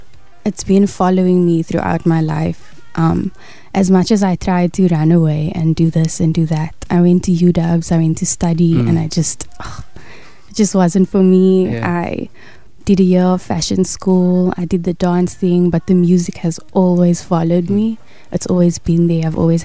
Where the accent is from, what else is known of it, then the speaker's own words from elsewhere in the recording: Cape Town, Western Cape, South Africa; also born or lived in Parow; I'm originally from Bishop Leivas.